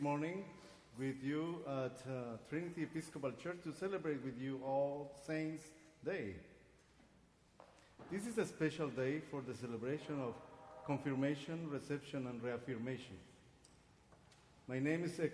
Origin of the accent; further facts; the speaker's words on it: Guatemala; moved away; I was born and raised in Guatemala